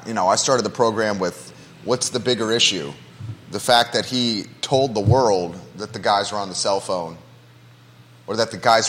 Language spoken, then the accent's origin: English; Naples, Florida, United States; now in Charlottesville, United States; when I was growing up in Naples, Florida